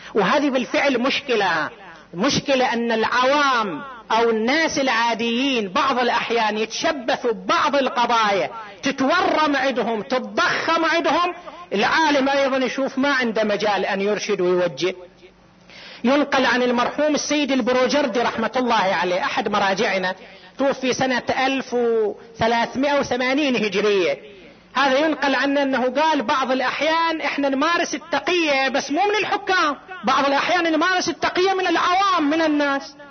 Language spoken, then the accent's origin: Arabic; Qatif, Eastern Province, Saudi Arabia; هنا عندنا في القطيف